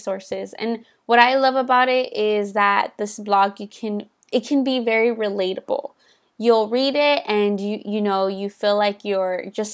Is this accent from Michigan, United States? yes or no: no; Los Angeles, California, United States; I am from Los Angeles